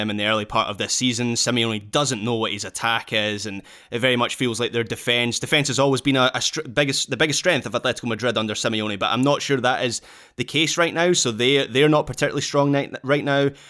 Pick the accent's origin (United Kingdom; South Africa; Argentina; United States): United Kingdom; Scotland; being Scottish